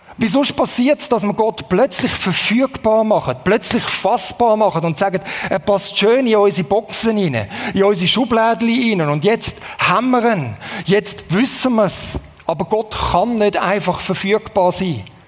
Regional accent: Switzerland; als Schweizer

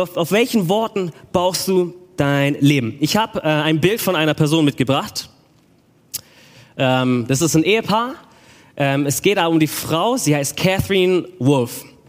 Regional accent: Stuttgart, Baden-Württemberg, Germany; ich bin aus Stuttgart

